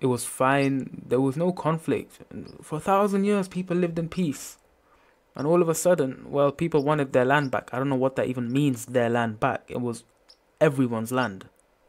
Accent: United Kingdom; I'm from the UK.

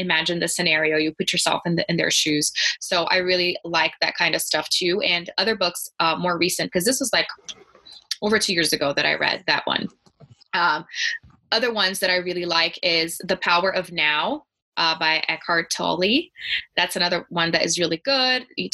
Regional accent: Brazil; English is a second language; moved away as an adult; now in Denver, United States; because I grew up in Brazil, lots of the literature was in Portuguese

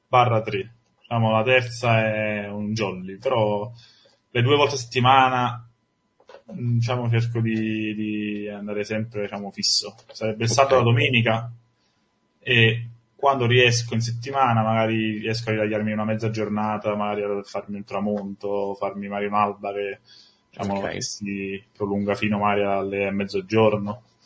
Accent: Sorrento, Campania, Italy; Io sono, sono di Sorrento

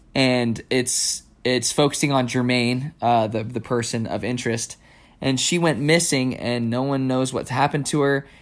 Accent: New Mexico, United States; growing up in New Mexico

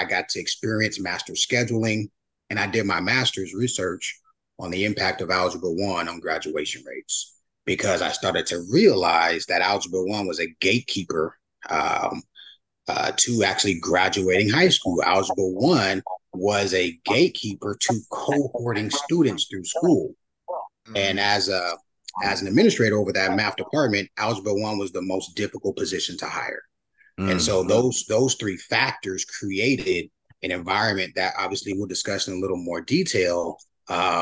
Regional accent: Union City, California, United States; also born or lived in Oklahoma; We grew up together in Union City, California.

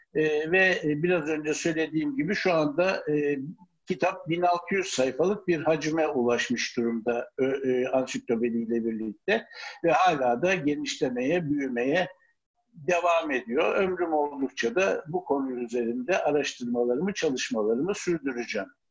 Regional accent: Ankara, Turkey; Ankara'da doğdum.

